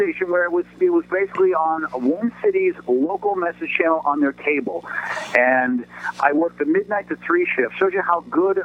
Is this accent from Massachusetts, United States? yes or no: yes; Boston, Massachusetts, United States; moved away; when you're adopted growing up in the 60s, especially in Boston